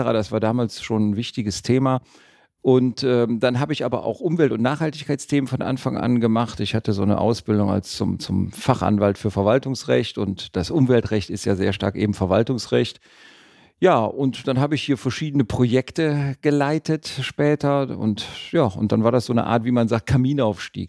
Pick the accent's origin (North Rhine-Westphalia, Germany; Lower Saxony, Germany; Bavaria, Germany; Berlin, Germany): North Rhine-Westphalia, Germany; Düsseldorf; also born or lived in Cologne / Tübingen; bin in Düsseldorf geboren und lebe auch in Düsseldorf.